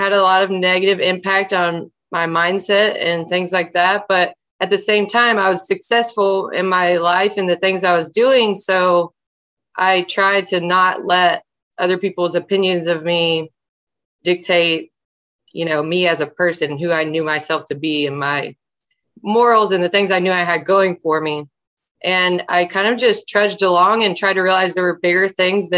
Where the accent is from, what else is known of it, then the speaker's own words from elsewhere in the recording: Alabama, United States; I was raised in Alabama